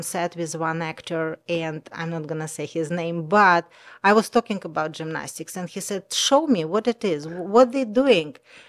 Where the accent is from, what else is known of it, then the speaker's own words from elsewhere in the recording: Kaliningrad, Kaliningrad Oblast, Russia; English is a second language; moved away as an adult; I grew up on Baltic Sea.